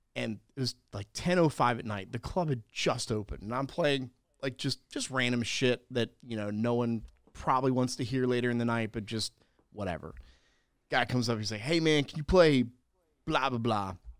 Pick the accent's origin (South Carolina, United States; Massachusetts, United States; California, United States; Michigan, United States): South Carolina, United States; I'm from South Carolina